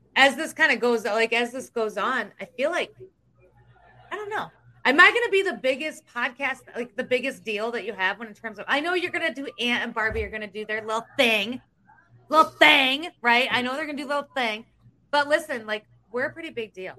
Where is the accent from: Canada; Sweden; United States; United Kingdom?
United States; Iowa; I'm from Iowa.